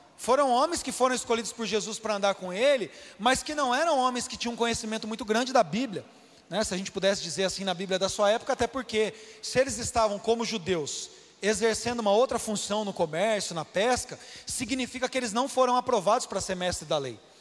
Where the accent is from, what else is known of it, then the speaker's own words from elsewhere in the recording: Brazil; nós como brasileiros